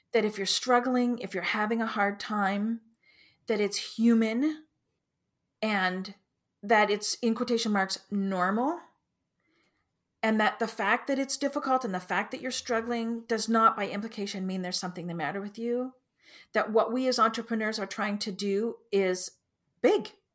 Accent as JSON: {"language": "English", "country": "Canada", "said": "I'm Canadian"}